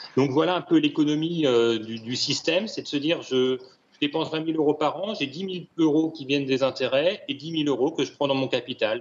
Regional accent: Paris, Île-de-France, France; moved away as an adult; j'étais ni plus ni moins qu'un Parisien, jeune, cadre dynamique

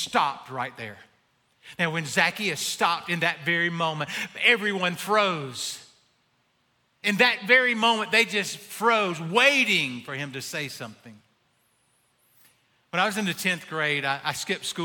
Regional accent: Abbeville, South Carolina, United States; I'm from Abbeville.

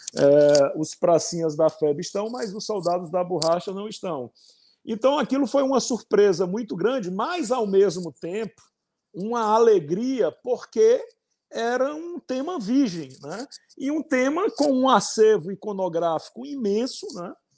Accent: Ceará, Brazil; eu sou cearense

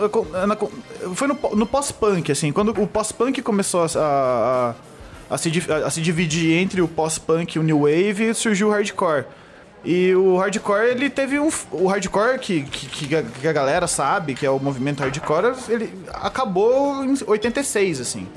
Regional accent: Borda da Mata, Minas Gerais, Brazil; now in São Paulo, Brazil; Sou de Borda da Mata, Minas Gerais. E eu sou publicitário aqui em São Paulo

